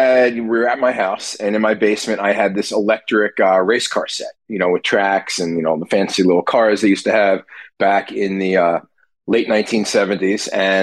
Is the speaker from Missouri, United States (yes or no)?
no; New Jersey, United States; So I grew up in South Jersey, outside of Philly, and I was always a baseball fan.